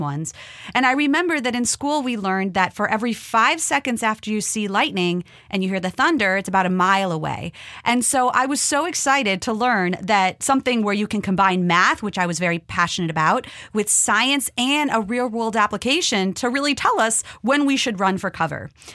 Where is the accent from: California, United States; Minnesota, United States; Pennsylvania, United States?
Minnesota, United States; moved away; I grew up in Minnesota